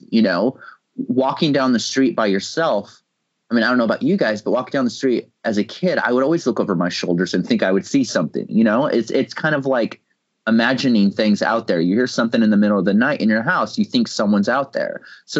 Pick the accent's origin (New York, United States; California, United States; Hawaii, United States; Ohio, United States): California, United States; Visalia area; the Visalia Ransacker was really big in my hometown.